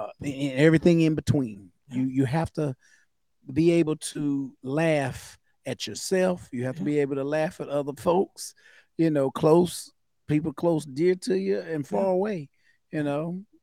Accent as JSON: {"language": "English", "region": "the South", "country": "United States", "said": "I'm from the South."}